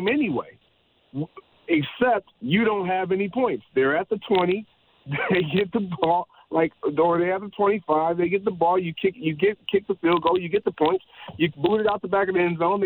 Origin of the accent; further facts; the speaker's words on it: Michigan, United States; I'm from Michigan